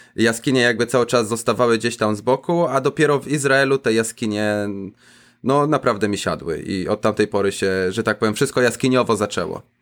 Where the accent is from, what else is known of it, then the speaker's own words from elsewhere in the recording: Zielona Góra, Lubusz Voivodeship, Poland; moved away as an adult; now in Israel; za dzieciaka jeszcze chodziło się po kanałach burzowych pod moim miastem, pod Zieloną Górą, skąd pochodzę